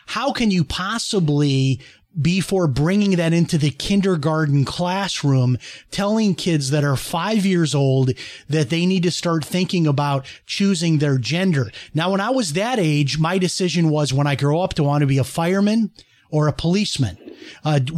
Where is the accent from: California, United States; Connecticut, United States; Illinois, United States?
Illinois, United States; Chicago; moved away as an adult; I grew up in Chicago, lived there until I was 18. I'm as Chicago as anybody